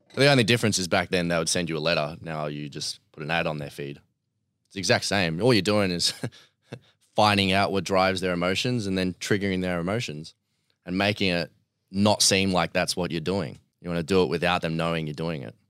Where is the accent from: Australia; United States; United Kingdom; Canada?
Australia; Melbourne, Victoria; also born or lived in Bairnsdale, Victoria; was born in Bairnsdale in three hours, uh, east of Melbourne